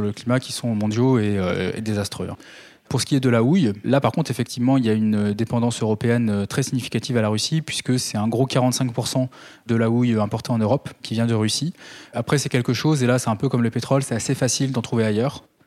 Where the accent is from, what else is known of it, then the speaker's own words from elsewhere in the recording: Calvados, Normandy, France; chez moi dans le Calvados